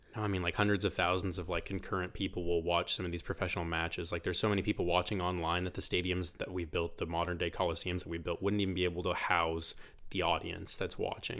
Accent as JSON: {"language": "English", "town": "Bartlesville", "region": "Oklahoma", "country": "United States", "tie": "born or raised there", "said": "I'm from Bartlesville, was born here in Bartlesville, uh, twenty-five years ago over at the hospital"}